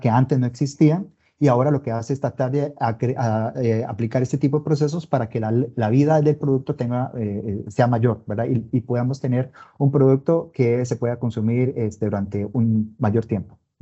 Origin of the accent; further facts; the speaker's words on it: Costa Rica; Soy costarricense